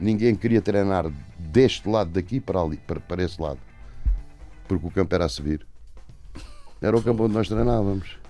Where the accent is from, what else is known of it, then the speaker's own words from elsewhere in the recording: Portugal; sou português